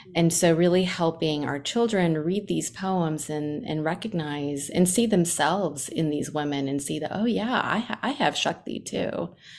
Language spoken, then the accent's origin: English; New York, United States; now in Atlanta, United States; I grew up in New York